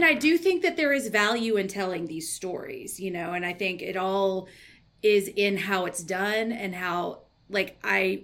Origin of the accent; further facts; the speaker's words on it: the South, United States; I grew up in the South